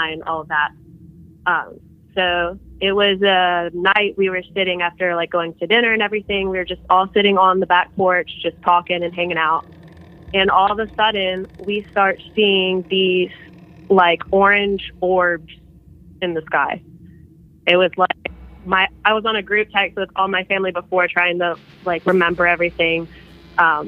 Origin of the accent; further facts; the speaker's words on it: South Carolina, United States; I'm from South Carolina.